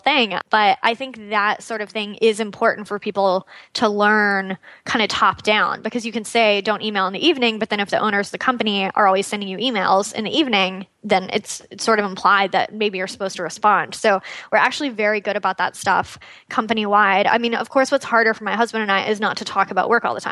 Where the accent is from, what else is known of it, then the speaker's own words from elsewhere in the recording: Austin, Texas, United States; moved away as an adult; also born or lived in California; We actually just moved back to my hometown of Austin a few months ago